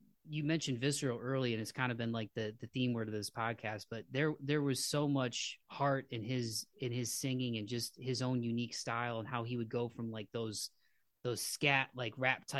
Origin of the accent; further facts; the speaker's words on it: Toledo, Ohio, United States; we're from Toledo, Ohio, which is just south of Detroit, Michigan. Detroit's like our attic, right on the border of Ohio and Michigan.